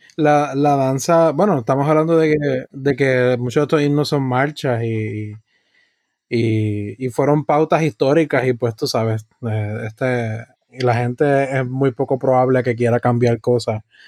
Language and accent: Spanish; Puerto Rico; tenemos como puertorriqueño, que indudablemente es parte de, nuestra identidad